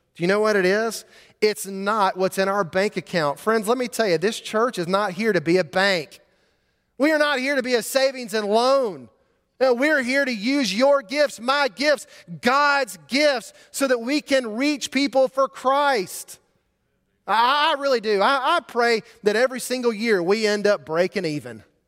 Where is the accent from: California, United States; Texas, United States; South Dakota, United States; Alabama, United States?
Alabama, United States; Montgomery; Growing up in Montgomery, Alabama, I would drive to school every day on Vaughn Road